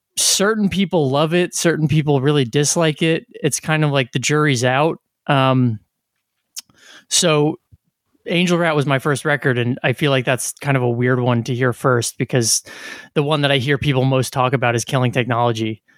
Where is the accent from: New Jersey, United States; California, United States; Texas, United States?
New Jersey, United States; We're from New Jersey